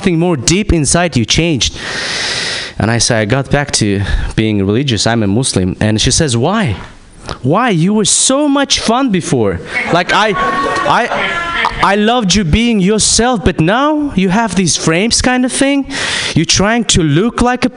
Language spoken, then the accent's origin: English; Kazakhstan; I'm from Kazakhstan